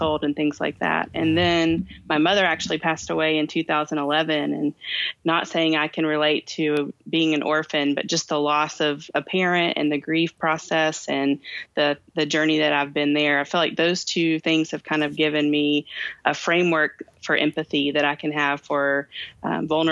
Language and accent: English; Kentucky, United States; I'm from Kentucky